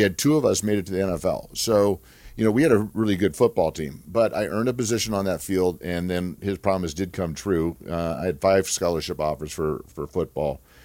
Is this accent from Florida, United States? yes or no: no; Glendora, California, United States; also born or lived in Duarte, California; I'm a, a Southern California boy. I grew up in, in Glendora, California. I was born in Duarte